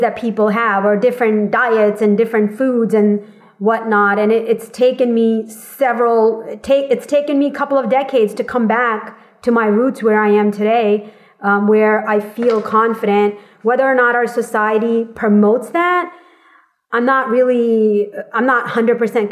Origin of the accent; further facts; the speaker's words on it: Boston, Massachusetts, United States; now in California, United States; I grew up in Massachusetts in Boston area, and truthfully, going to high school there